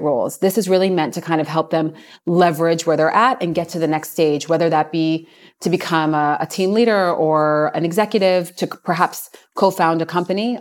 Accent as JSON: {"language": "English", "region": "Virginia", "country": "United States", "tie": "born or raised there", "moved": "yes", "lives_now": "Israel", "said": "I grew up in Virginia"}